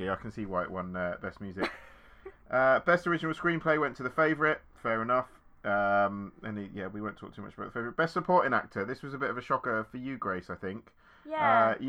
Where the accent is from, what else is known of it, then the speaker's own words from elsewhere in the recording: United Kingdom; I'm British